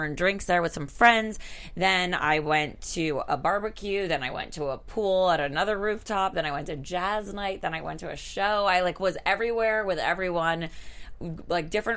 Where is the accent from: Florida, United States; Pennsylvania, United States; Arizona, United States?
Florida, United States; Miami; now in Los Angeles, United States; I'm from Miami